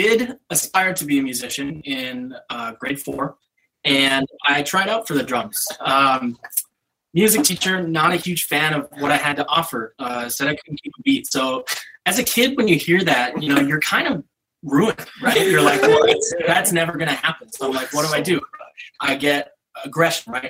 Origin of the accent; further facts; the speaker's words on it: North Dakota, United States; now in Minneapolis, United States; I, like Andrew, also grew up in North Dakota